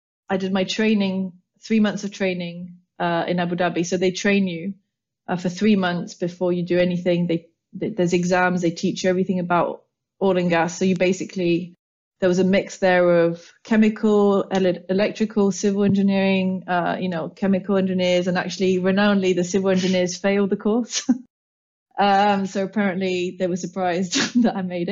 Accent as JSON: {"language": "English", "town": "Paris", "region": "Île-de-France", "country": "France", "tie": "born or raised there", "moved": "as an adult", "lives_now": "London, United Kingdom", "said": "brought up and born and raised in Paris by English parents, so a lovely mix of both. And I came over to London for university"}